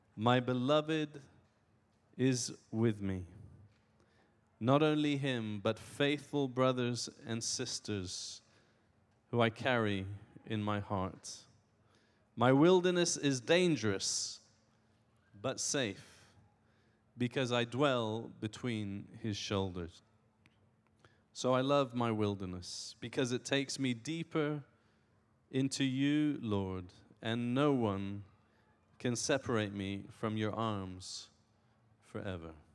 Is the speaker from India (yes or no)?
no; Iran; I was born in Iran.